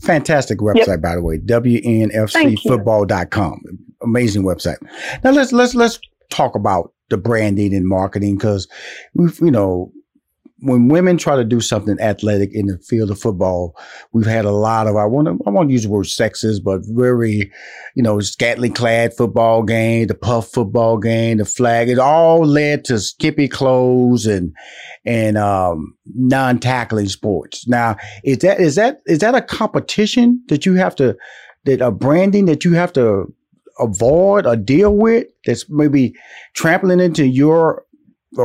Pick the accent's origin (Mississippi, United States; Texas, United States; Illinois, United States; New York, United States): Texas, United States; Houston; Now, I know I'm from Houston, Texas, and I know Texas is big.